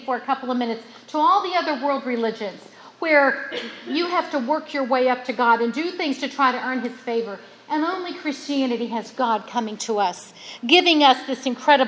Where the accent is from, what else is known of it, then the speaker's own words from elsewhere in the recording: West Virginia, United States; I was from West Virginia